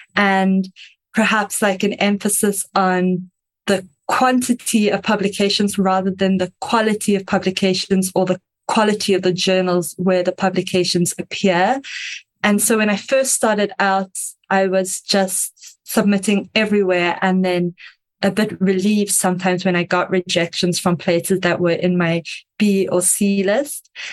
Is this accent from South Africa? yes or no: yes; South Africa; I am South African, if you can hear the slightly strange accent.